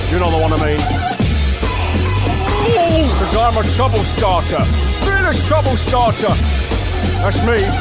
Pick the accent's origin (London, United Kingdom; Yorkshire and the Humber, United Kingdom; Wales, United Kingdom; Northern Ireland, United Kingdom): London, United Kingdom; I'm from London. Born and bred.